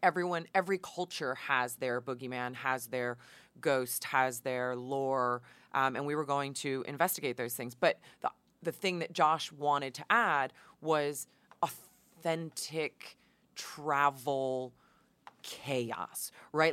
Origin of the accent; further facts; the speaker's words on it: Hudson Valley, New York, United States; moved away as an adult; now in Los Angeles, United States; I grew up in the Hudson Valley